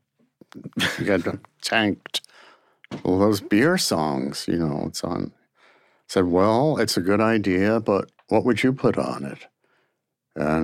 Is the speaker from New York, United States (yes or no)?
yes; New York City, New York, United States; I'm from Brooklyn